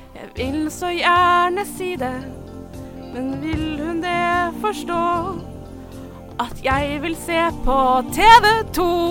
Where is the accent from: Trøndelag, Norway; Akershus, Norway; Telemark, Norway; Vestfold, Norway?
Telemark, Norway; Kragerø; min hjemby Kragerø